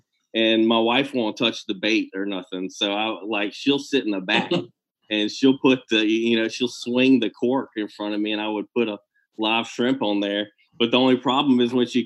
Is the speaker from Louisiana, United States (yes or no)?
yes; Prairieville, Louisiana, United States; I grew up in the Baton Rouge area, and I went to Dutchtown High School.